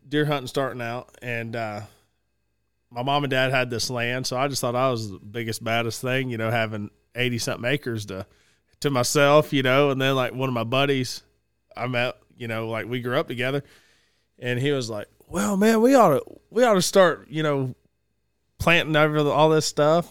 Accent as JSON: {"language": "English", "area": "Cherokee County", "region": "Georgia", "country": "United States", "tie": "born or raised there", "said": "I grew up in Cherokee County, Addo-, went to Addo High School"}